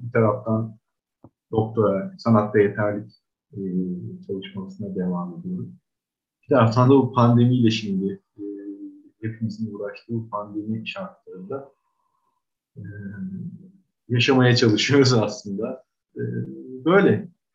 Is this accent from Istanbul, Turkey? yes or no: yes; Istanbul, Turkey; 1982 yılında İstanbul'da doğdum.